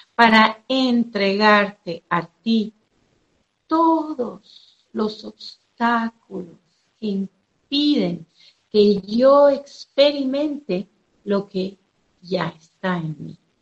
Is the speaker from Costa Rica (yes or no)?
no; Venezuela; soy de Venezuela